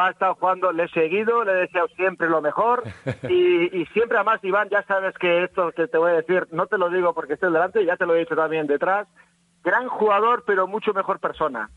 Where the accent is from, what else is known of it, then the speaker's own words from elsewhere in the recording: Navarre, Spain; como buen navarro